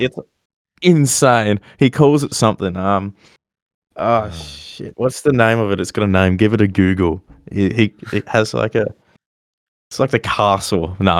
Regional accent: Melbourne, Victoria, Australia; even as like Aussie myself, I'm like, man, like he's from my country

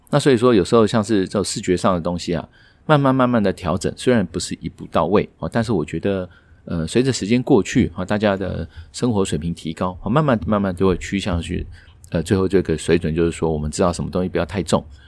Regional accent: Taiwan

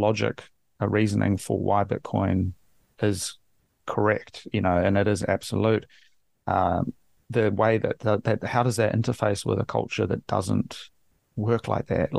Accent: New Zealand

